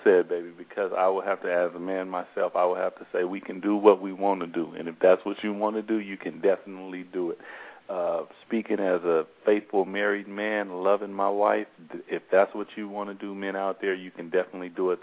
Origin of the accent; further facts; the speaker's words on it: Seattle, Washington, United States; I'm from Seattle also. I lived here my whole life.